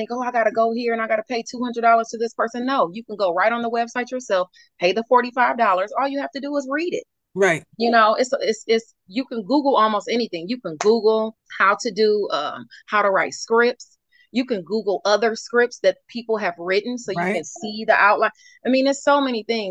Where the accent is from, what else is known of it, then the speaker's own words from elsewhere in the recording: Detroit, Michigan, United States; I'm from Detroit. I was born in Detroit.